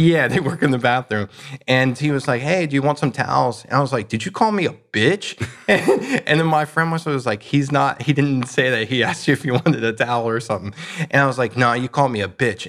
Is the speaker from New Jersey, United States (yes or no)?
no; North Carolina, United States; I'm from North Carolina